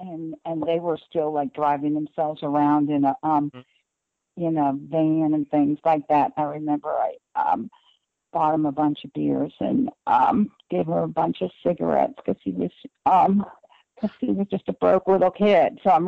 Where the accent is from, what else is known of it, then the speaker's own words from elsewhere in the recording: United States; Well, I was fortunate that I grew up 20 minutes outside of New York City. So music was a huge part of my life.